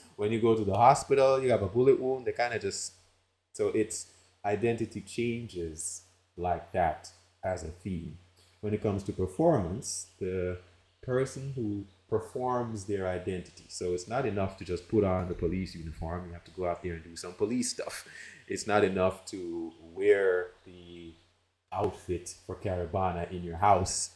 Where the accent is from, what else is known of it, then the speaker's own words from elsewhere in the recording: Jamaica; moved away as an adult; also born or lived in United States; I'm from Jamaica and raised there, lived there, and then I moved to the United States for college